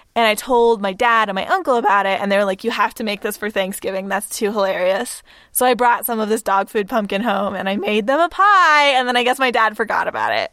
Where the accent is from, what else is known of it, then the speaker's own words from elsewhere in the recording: Texas, United States; we're from Texas